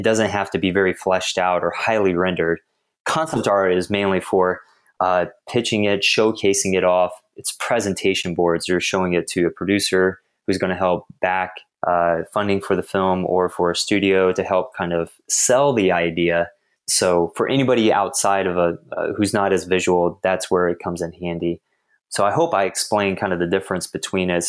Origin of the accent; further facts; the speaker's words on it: Houston, Texas, United States; born and raised in Texas, grew up in Houston specifically